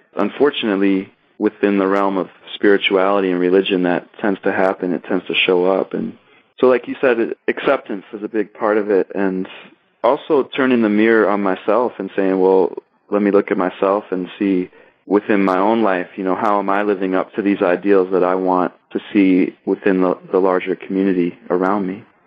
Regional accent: Kalamazoo, Michigan, United States; also born or lived in Detroit, Michigan / Chicago, Illinois; now in Ann Arbor, United States; I was born and raised in Kalamazoo, Michigan, which is a wonderful small city in southwest Michigan.

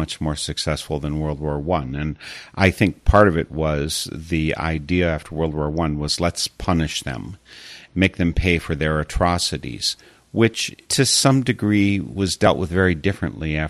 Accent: Wisconsin, United States; I'm a Wisconsin boy.

